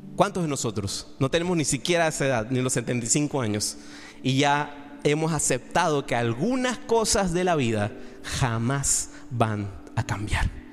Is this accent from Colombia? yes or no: no; Panama; also born or lived in Madrid; si yo soy el primer panameño que tú conoces